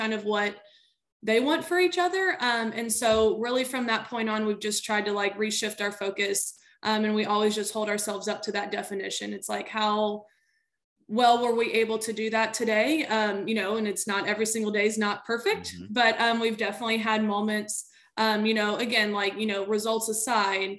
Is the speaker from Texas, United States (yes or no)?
yes; Houston, Texas, United States; I am from the Clear Lake area. That's just where I grew up. I went to Clear Lake High School, played volleyball there